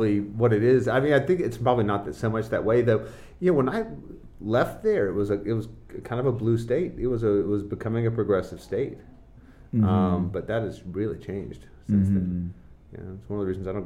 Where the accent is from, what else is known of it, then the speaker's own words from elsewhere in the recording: Harrisonburg, Virginia, United States; moved away; also born or lived in Martinsville, Virginia / High Point, North Carolina; I grew up in Harrisonburg, Virginia